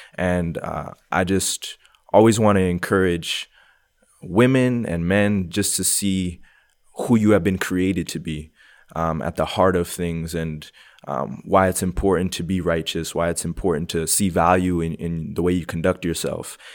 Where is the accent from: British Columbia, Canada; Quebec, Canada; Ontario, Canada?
Quebec, Canada; Montreal; moved away as an adult; now in Calgary, Canada; I was born and raised in Montreal, Quebec. Um, moved to Calgary around six years ago